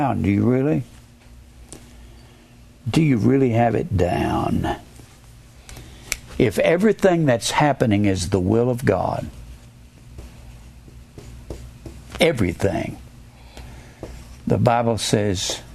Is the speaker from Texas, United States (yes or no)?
yes; Dallas, Texas, United States; I was born in Dallas